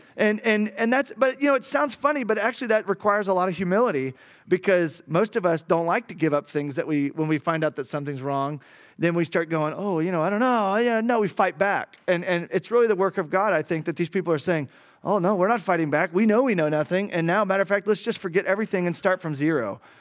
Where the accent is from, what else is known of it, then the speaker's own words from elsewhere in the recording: Arkansas, United States; moved away as an adult; now in Cali, Colombia; I'm from Arkansas